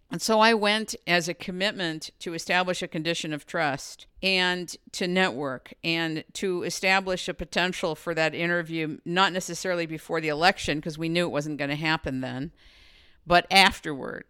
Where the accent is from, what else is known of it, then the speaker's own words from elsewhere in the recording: United States; I'm an American, I'm a woman